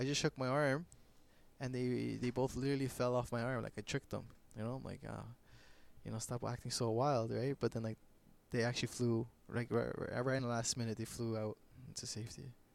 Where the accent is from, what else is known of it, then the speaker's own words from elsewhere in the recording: Canada; I'm Canadian